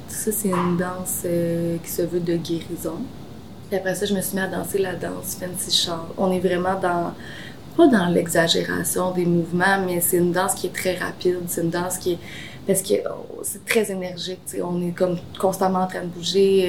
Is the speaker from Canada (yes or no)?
yes; Joliette, Quebec, Canada; Je suis originaire de l'Anaudière. Je réside à Joliette depuis toujours